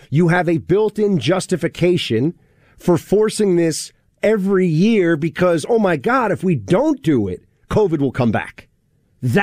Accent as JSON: {"language": "English", "town": "New York City", "region": "New York", "country": "United States", "tie": "born or raised there", "said": "my hometown."}